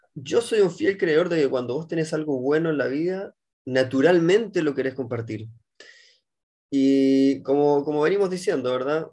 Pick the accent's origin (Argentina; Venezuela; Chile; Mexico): Chile; moved away as an adult; now in Israel; nacido y criado en Chile, abogado de profesión